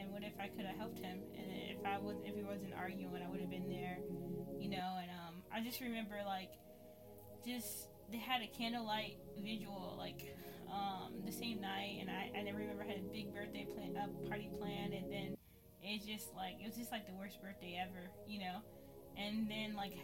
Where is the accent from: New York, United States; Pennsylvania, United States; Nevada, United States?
New York, United States; Syracuse; I was born and raised in Syracuse, New York. So, yeah, I've been living here my whole life